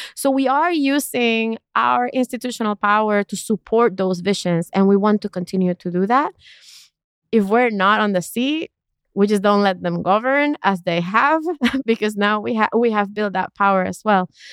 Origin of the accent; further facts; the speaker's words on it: East Coast of Puerto Rico, Puerto Rico; I grew up in Puerto Rico, in the East Coast of Puerto Rico